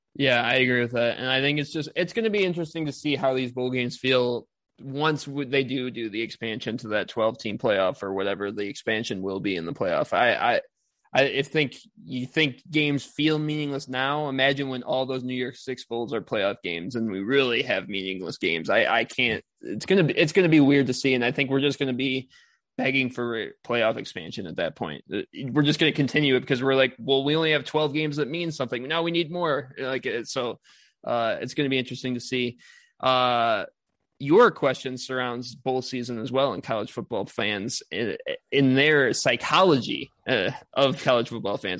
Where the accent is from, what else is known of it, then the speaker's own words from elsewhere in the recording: Big Ten country, Midwest, United States; I grew up in Big Ten country